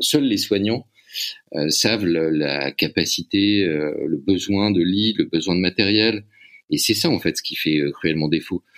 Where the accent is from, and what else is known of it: France